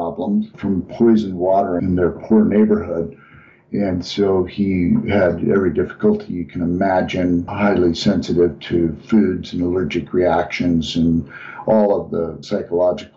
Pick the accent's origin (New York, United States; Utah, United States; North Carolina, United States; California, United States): Utah, United States; Salt Lake City; now in Colorado, United States; I'm originally from the Salt Lake City area, but I'm now in Colorado